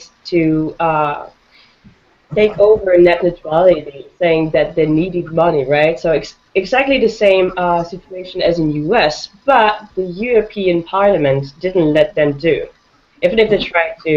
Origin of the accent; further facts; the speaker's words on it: France; I'm from France